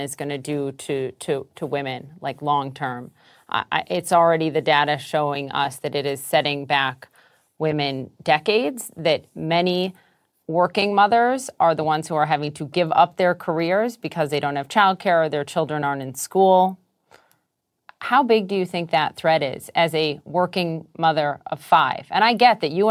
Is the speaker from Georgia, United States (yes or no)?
no; Minneapolis, Minnesota, United States; my hometown of Minneapolis